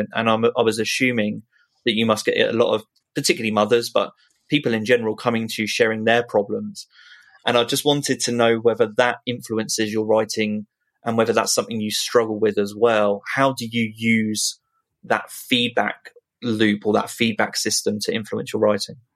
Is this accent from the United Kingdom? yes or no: yes; United Kingdom; being British